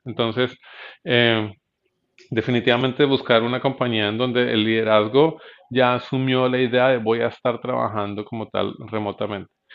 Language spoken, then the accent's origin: Spanish; Bogotá, Colombia; yo soy bogotano